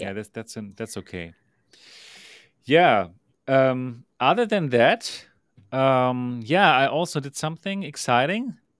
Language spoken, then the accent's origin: English; Germany